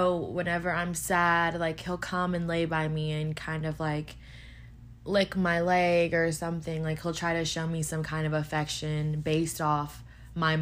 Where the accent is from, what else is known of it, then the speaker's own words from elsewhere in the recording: Houston, Texas, United States; moved away as an adult; I'm from Houston, Texas.